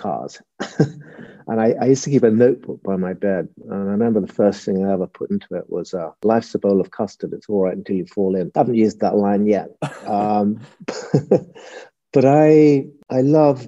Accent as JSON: {"language": "English", "town": "Brighton", "region": "South East England", "country": "United Kingdom", "tie": "born or raised there", "also_born_or_lived": "Surrey", "said": "I was born in Brighton"}